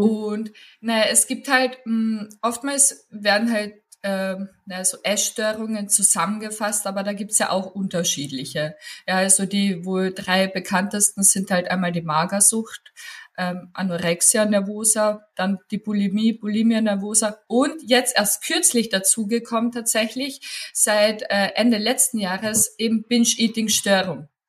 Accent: Klagenfurt, Carinthia, Austria; moved away as an adult; now in Upper Austria, Austria; ich habe auch noch Kommunikationswissenschaften studiert in Klagenfurt gebürtig. Komme ich aus Klagenfurt.

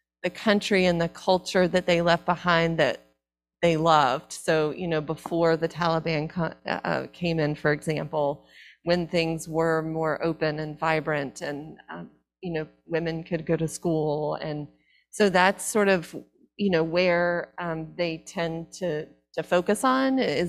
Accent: the South, United States; I'm from the South

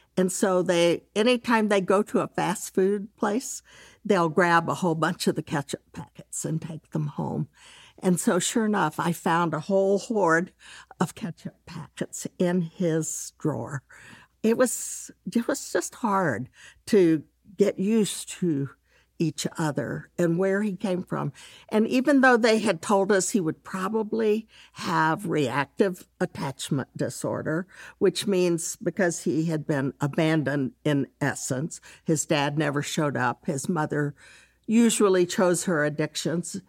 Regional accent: Dallas, Texas, United States; I'm from Texas, grew up in Dallas.

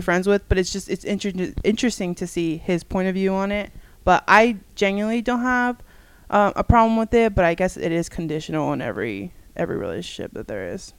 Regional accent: United States; I also was born and raised in the United States

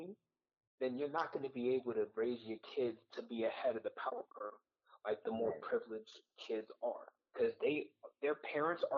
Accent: United States; My parents are Haitian. They both were born and raised in Haiti, while I was born and raised in the United States.

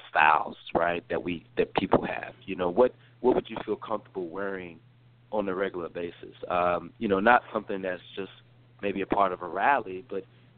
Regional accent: North Carolina, United States; moved away as an adult; also born or lived in Atlanta, Georgia; now in Washington, D.C., United States; I am from the state of North Carolina originally, born and raised

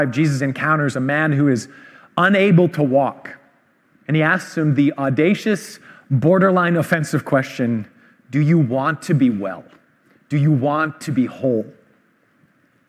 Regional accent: Vancouver, British Columbia, Canada; I grew up in Vancouver

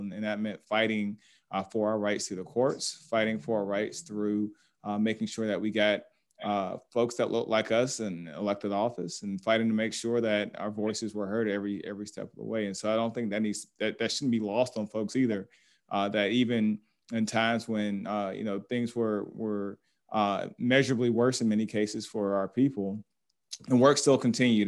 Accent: Atlanta, Georgia, United States; I'm a native of Atlanta, born and raised here

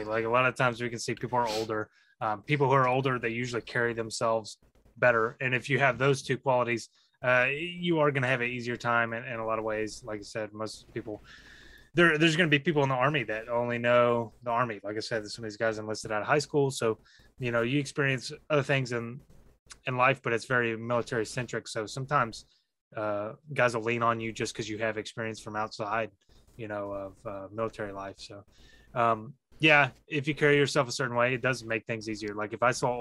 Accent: Texas, United States; I grew up in Texas

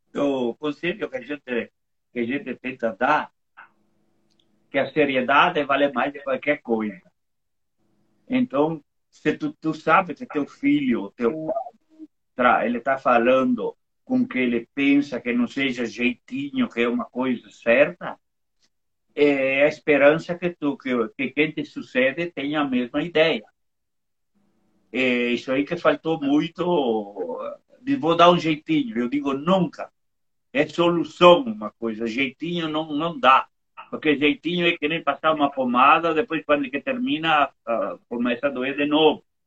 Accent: Monte Belo do Sul, Rio Grande do Sul, Brazil; also born or lived in Bento Gonçalves; Meu pai, quando veio aqui para Montebello, que é a 4 quilômetros daqui, eu morei com ele lá é, é, quase 20 anos

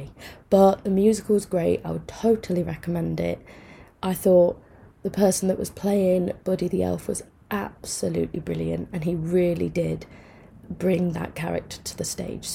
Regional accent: Mansfield, East Midlands, United Kingdom; I'm from Mansfield.

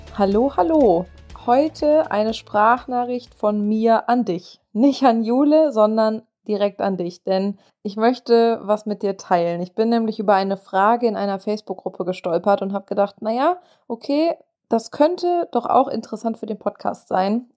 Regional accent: Germany; accent: German; moved away as an adult; now in United States; diesen deutschen Akzent loswerden

